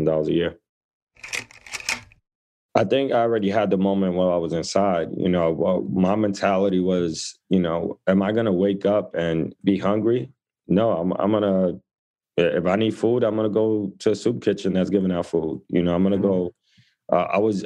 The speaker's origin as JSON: {"language": "English", "town": "New York City", "region": "New York", "country": "United States", "tie": "born or raised there", "said": "I grew up in the Lower East Side of New York City. So my mom immigrated from the Dominican Republic, pregnant with me, and we came to this neighborhood"}